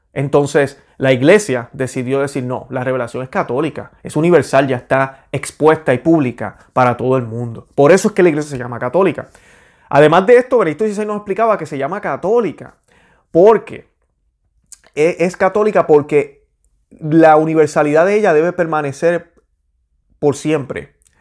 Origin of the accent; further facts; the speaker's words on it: Puerto Rico; yo soy boricua